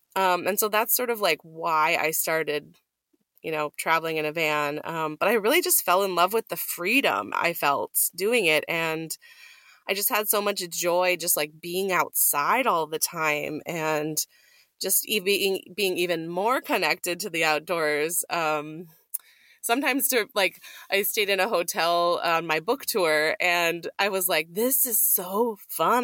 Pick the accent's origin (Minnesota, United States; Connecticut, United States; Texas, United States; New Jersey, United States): Minnesota, United States; moved away; Minnesota, my home state